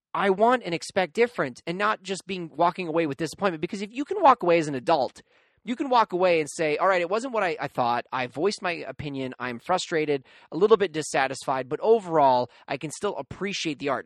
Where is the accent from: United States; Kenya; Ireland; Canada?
Canada; being a Canadian myself